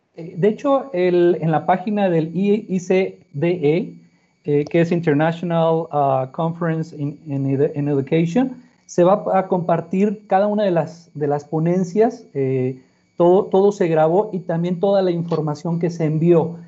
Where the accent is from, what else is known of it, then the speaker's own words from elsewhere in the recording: Monterrey, Nuevo León, Mexico; Nací en Monterrey. en la ciudad de Monterrey, Nuevo León.